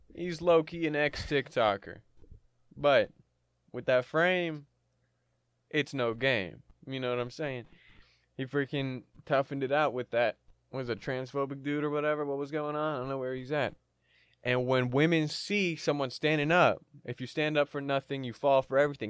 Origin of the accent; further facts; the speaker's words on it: Canada; I'm Canadian, and we respect the queen up here